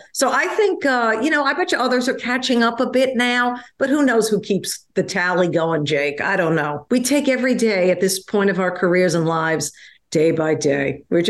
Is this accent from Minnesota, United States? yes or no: no; Long Island, New York, United States; moved away as an adult; also born or lived in Manhattan, New York; now in Los Angeles, United States; I was born in Manhattan, raised on Long Island